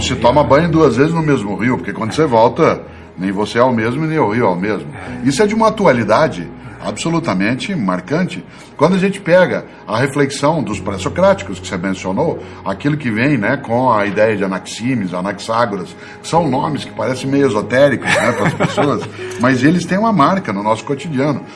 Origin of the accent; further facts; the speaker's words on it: Londrina, Paraná, Brazil; now in São Paulo, Brazil; eu sou de Londrina, no Paraná, como você sabe, embora eu more né, na capital paulista há bastante tempo